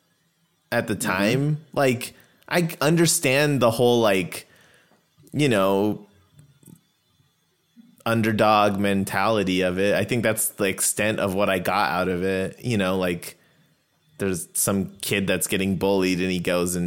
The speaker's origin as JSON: {"language": "English", "town": "Yuma", "region": "Arizona", "country": "United States", "tie": "born or raised there", "said": "So I grew up in Arizona, right? Like, there was a small Indian community in Yuma, but it wasn't big"}